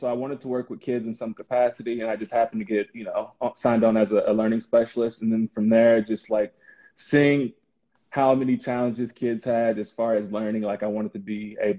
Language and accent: English; Oklahoma City, Oklahoma, United States; moved away as an adult; also born or lived in Ames, Iowa; now in Chicago, United States; I'm originally from Oklahoma City. I went to school at Edmond North.